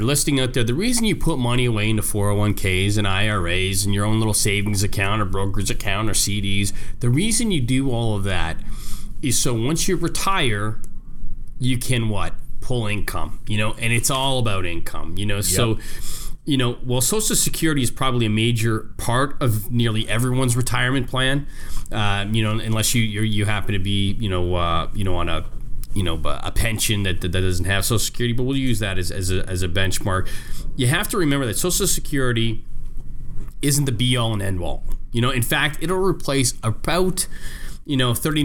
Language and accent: English; Canada; now in Chicago, United States; I'm Canadian